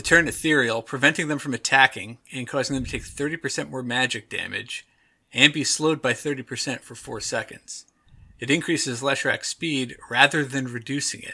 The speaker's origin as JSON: {"language": "English", "country": "United States", "said": "I am from the United States of America."}